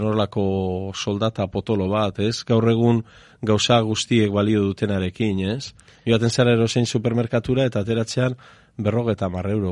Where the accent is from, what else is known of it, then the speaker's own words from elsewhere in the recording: Eibar, Basque Country, Spain; txikitan, bueno, orain ere horrela esaten da, ez? E, eibarren esaten zen